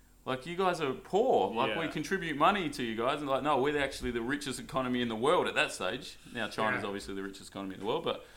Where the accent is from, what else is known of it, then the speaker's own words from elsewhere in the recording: Perth, Western Australia, Australia; we're from Perth